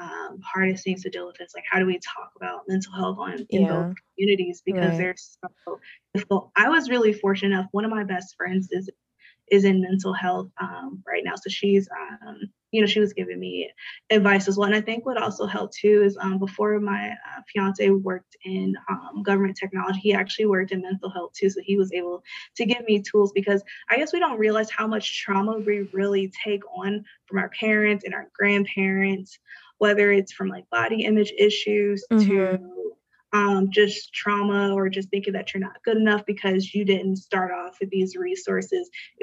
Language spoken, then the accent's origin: English; Little Saigon, California, United States; I grew up in Little Saigon in California.